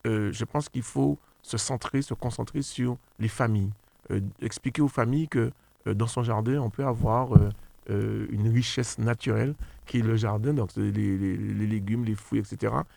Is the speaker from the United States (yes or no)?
no; Le Robert, Martinique; j'ai grandi euh, au Robert